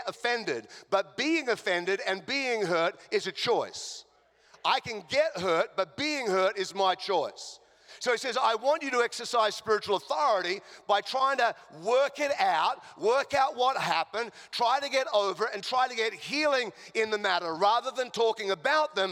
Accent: Australia; accent: Australian; now in Chicago, United States; I'm an Australian

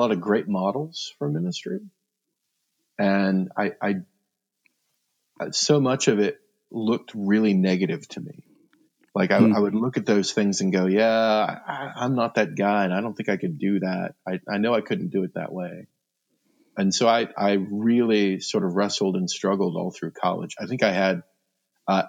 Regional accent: Fremont, Nebraska, United States; moved away as an adult; also born or lived in Lexington, Kentucky; in July of 2010, we moved back to Fremont

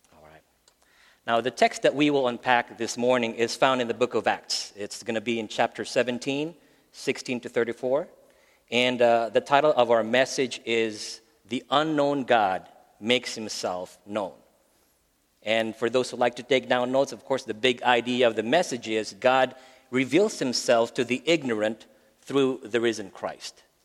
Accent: Philippines; English is a second language; moved away as an adult; also born or lived in Maryland, United States; now in Phoenix, United States; we're originally from the Philippines. We've been in the States for about 12 years now.

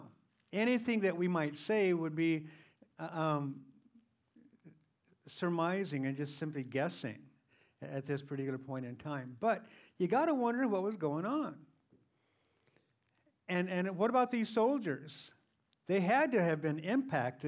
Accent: United States; as Christians, and as American Christians

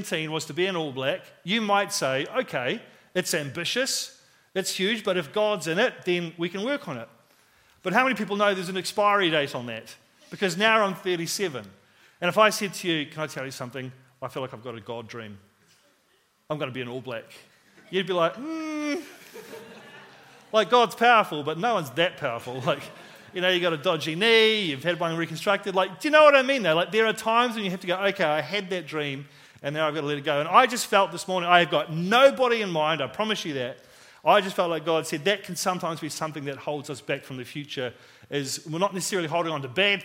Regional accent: Christchurch, Canterbury, New Zealand; we moved from New Brighton, which is where I lived and where I played all my football. We moved out to the country

